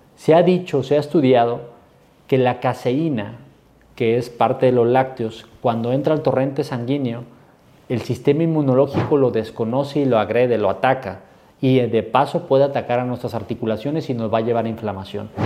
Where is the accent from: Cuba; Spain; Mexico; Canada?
Mexico; yo soy mexicano y amo esas tradiciones